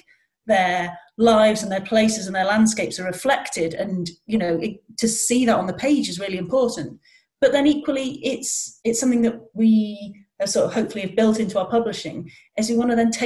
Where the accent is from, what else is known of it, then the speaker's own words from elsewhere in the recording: North Wales, United Kingdom; moved away; I come from North Wales, and, you know, everywhere felt a very long way away where I started out